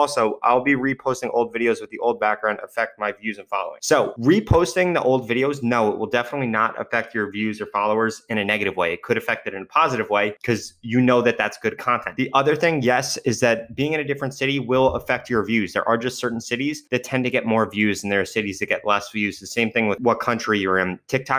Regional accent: Germany; FYI, I am from Germany.

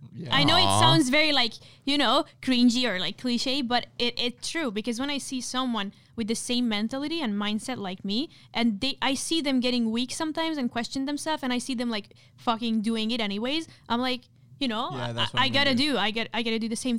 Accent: India; send me another like a message from another account saying my family, because I'm Indian, like I cannot have friends like you.

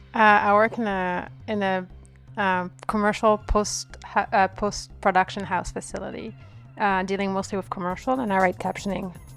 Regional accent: by the Mediterranean, south of France, France; I was born in France.

